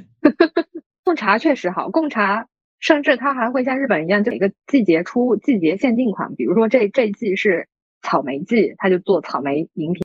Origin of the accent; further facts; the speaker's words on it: Yunnan, China; moved away; 我们老家云南那边